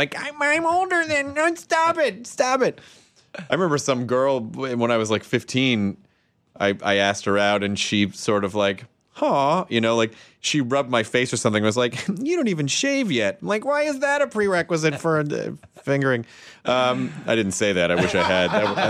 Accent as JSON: {"language": "English", "town": "Santa Rosa", "region": "California", "country": "United States", "said": "I'm from Santa Rosa, California. I come in here all the time."}